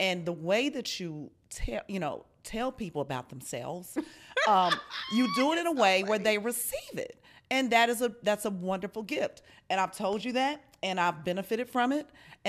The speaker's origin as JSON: {"language": "English", "town": "Chicago", "region": "Illinois", "country": "United States", "said": "I'm still a Scorpio. And I'm from Chicago, okay?"}